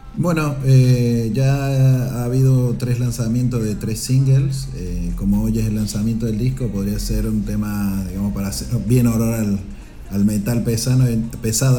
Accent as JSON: {"language": "Spanish", "region": "Córdoba", "country": "Argentina", "moved": "as an adult", "lives_now": "Girona, Spain", "said": "soy de Córdoba, una provincia que se llama Córdoba, del interior, de un pueblo del interior. Y llevo 15 eh, años sí en España"}